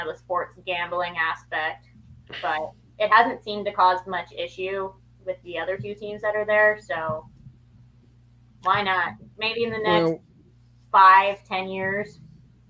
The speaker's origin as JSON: {"language": "English", "town": "Las Vegas", "region": "Nevada", "country": "United States", "tie": "born or raised there", "moved": "yes", "said": "my hometown"}